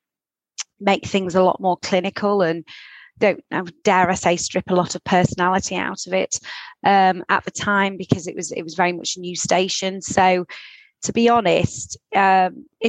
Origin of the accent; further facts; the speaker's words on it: Southport, North West England, United Kingdom; I'm from, born and bred in Southport, so I am in fact Sandgrounder